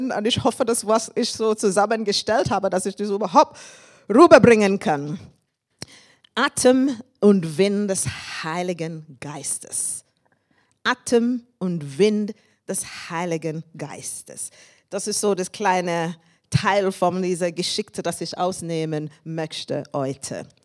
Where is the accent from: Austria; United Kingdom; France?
United Kingdom; England; German is a second language; moved away as an adult; now in Germany; Ich komme aus England. Ich bin seit fast 30 Jahren hier in Deutschland.